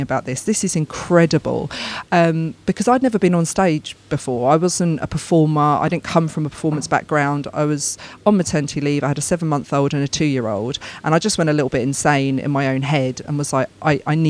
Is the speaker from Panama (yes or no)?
no; United Kingdom; I'm British. I'm very, very proud, very, very proud of being British